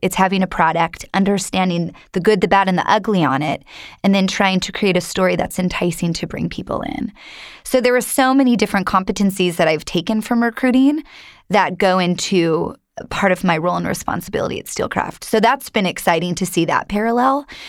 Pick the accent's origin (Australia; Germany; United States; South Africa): United States; Long Beach, California; I'm from Long Beach, California, so this is hometown to me